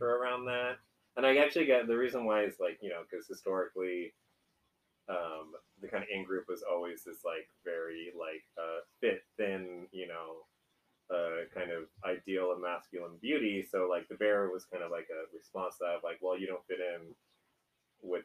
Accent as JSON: {"language": "English", "area": "East Bay", "region": "California", "country": "United States", "moved": "yes", "lives_now": "San Francisco, United States", "said": "I'm from the East Bay."}